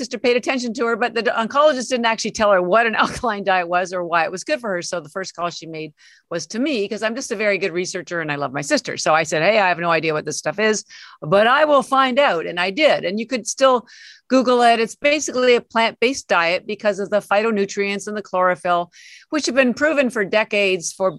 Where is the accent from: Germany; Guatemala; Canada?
Canada; moved away as an adult; now in Boston, United States; I live in Boston. I've been here 33 years, but I'm actually Canadian, and all my family's still in Canada